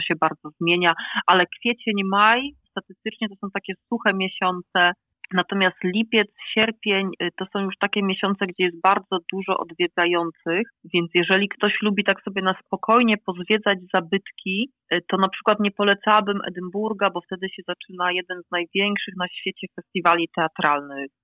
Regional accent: Poland; moved away as an adult; now in Scotland; Ja wyjechałam z Polski tuż po studiach

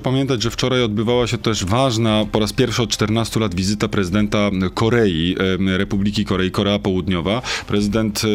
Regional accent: Wieluń, Łódź Voivodeship, Poland; moved away; also born or lived in Sieradz; w moich rodzinnych okolicach, czyli w Wieluniu, w Sieradzu, tam skąd pochodzę

